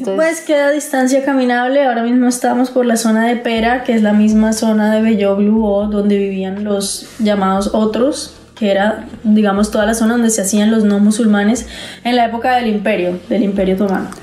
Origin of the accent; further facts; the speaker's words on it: Santander, Colombia; yo soy santandereana, entonces será en la tierrita